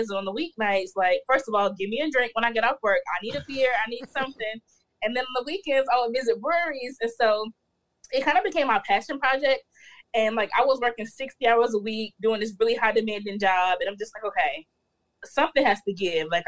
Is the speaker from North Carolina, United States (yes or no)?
yes; North Carolina, United States; born there; So I was born in North Carolina.